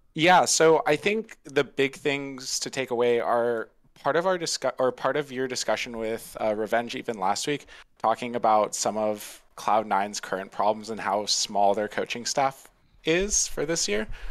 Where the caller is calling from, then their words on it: Tampa, Florida, United States; I'm calling from around Tampa, Florida.